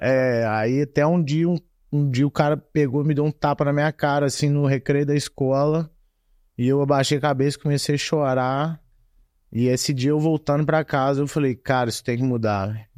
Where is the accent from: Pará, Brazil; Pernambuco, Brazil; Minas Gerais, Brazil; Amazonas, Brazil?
Minas Gerais, Brazil; Juiz de Fora; moved away as an adult; also born or lived in Muriaé; now in United States; nasci e fui criado em Juiz de Fora até meus 18 anos.